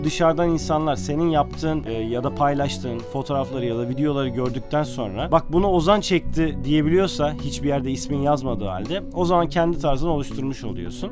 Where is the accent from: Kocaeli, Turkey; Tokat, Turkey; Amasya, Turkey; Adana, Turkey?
Adana, Turkey; Adana'da 1982 yılında doğdum. Bütün eğitim öğretim hayatımı da burada geçirdim